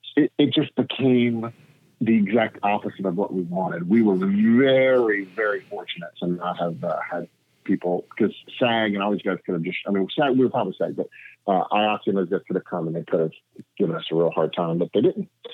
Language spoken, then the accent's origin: English; Tennessee, United States; moved away as an adult; also born or lived in Florida; now in Los Angeles, United States; I'm originally from Tennessee, and I came to Los Angeles in 1998